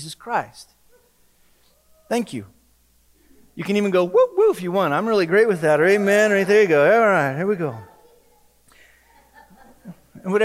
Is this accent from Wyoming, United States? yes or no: yes; Wyoming, United States; moved away; I'm from Wyoming.